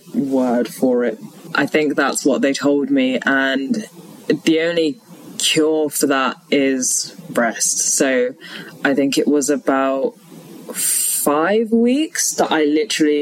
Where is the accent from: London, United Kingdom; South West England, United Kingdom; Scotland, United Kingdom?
London, United Kingdom; also born or lived in Leeds; I'm originally from London. Both my parents are Sri Lankan